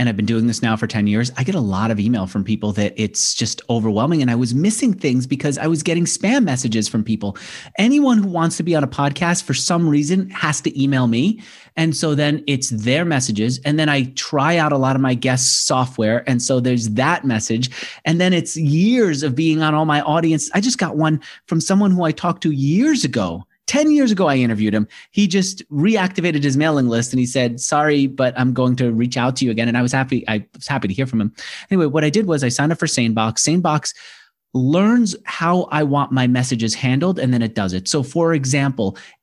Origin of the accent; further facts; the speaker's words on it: New York, United States; I'm a New Yorker.